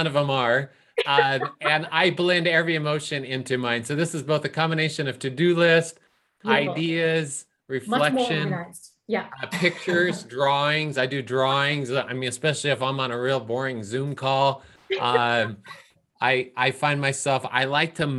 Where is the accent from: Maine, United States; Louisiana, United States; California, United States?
California, United States; Bay Area; also born or lived in India; I grew up in the Bay Area